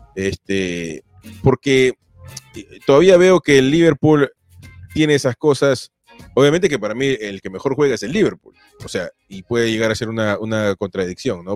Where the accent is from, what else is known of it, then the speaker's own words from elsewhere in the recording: Peru; yo soy peruano